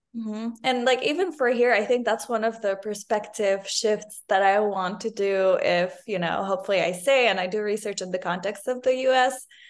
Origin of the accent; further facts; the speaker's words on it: Lebanon; moved away as an adult; now in United States; I'm originally from Lebanon